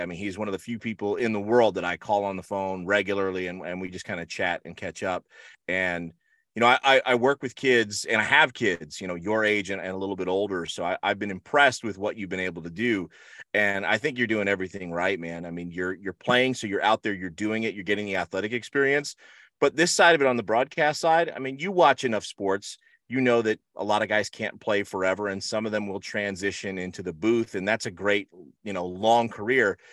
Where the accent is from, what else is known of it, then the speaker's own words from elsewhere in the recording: Rahway, New Jersey, United States; now in Florida, United States; I grew up in Rahway, New Jersey